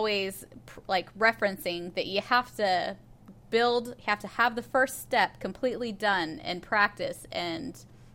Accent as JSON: {"language": "English", "region": "Oklahoma", "country": "United States", "said": "I'm from Oklahoma"}